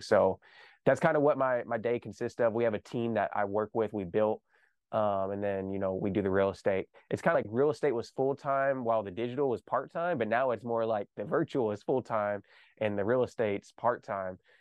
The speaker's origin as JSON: {"language": "English", "region": "Kentucky", "country": "United States", "tie": "born or raised there", "said": "I grew up here in Kentucky"}